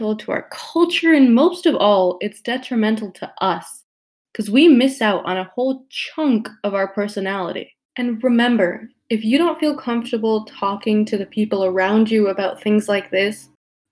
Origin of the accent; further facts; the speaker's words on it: United States; first language Tamil; I am from America